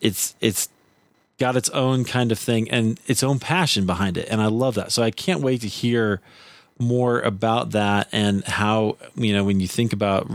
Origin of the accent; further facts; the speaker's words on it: Iowa, United States; the normal that I grew up in Iowa